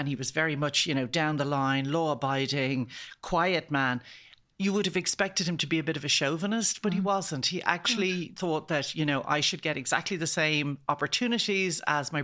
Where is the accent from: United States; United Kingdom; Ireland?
Ireland; Dún Laoghaire, Leinster; I'm from Dublin. I live in Dunleary. I was born... I was born in Hall Street, but I've spent nearly all my life in Dunleary